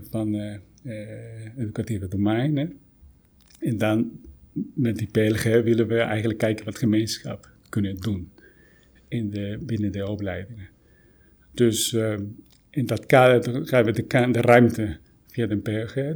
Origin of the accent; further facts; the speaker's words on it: Guatemala; now in Netherlands; oorspronkelijk kom ik uit Guatemala.